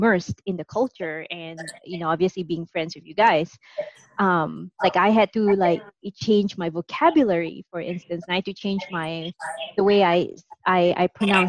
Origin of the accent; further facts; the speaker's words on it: Singapore; accent: Singaporean; people who listen to our podcast will know that I'm not from the US, and they can detect a tinge of my Singaporean accent.